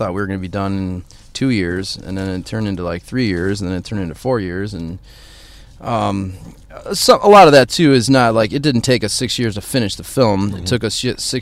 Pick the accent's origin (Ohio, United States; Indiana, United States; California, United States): Indiana, United States; now in Chicago, United States; I'm from Indiana